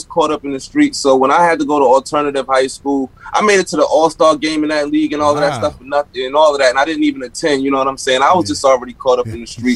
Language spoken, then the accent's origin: English; New York City, New York, United States; Born and raised in Bed-Stuy